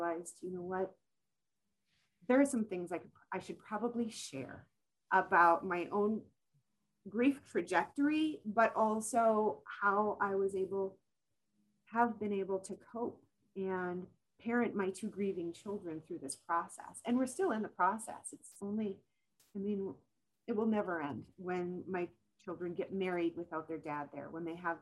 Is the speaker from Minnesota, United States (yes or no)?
yes; Minnesota, United States; accent: Minnesotan; I'm clear Minnesotan. I am so Minnesotan